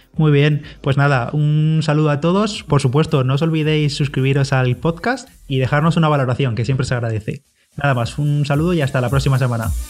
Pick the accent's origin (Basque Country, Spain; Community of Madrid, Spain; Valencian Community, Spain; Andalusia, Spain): Valencian Community, Spain; a village near Orihuela; en Orihuela, allí cerquita de mi pueblo